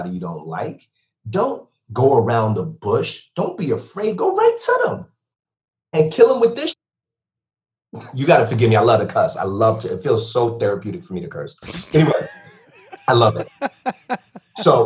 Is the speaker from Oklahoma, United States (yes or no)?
no; Bridgeport, Connecticut, United States; moved away; also born or lived in Stamford, Connecticut / Ocala, Florida; Born and raised in Connecticut, born in Stanford, raised in Bridgeport